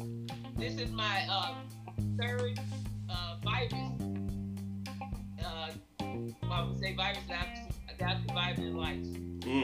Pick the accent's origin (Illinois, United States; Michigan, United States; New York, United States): Illinois, United States; Chicago; I was born in the Windy City